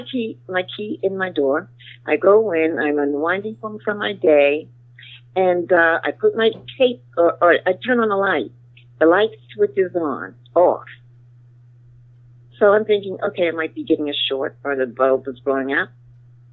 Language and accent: English; New York, United States; Born and raised in New York